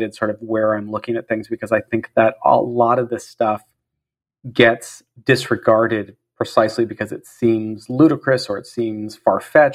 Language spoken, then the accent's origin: English; San Jose, California, United States; I grew up in San Jose, California